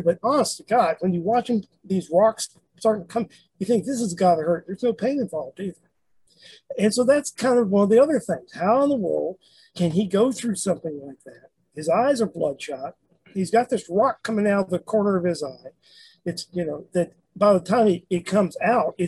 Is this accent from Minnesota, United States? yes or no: no; Memphis, Tennessee, United States; moved away; I'm originally from Memphis